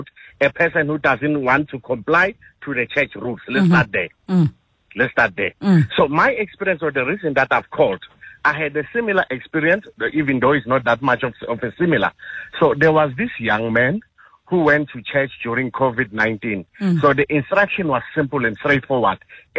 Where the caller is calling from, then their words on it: Pretoria, Gauteng, South Africa; I'm calling you from Pretoria.